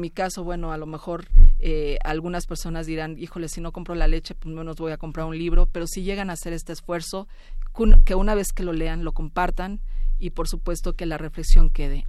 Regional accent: Mexico; así somos los mexicanos

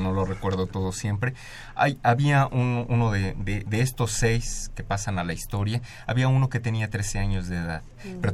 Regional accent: Mexico; a nosotros como mexicanas y mexicanos pues nos pertenecen porque, porque están aquí en esta tierra donde nacimos

